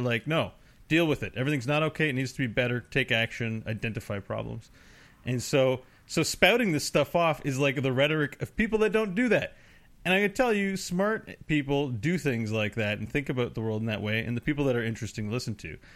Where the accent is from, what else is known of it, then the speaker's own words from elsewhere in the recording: Canada; I enjoy being a Canadian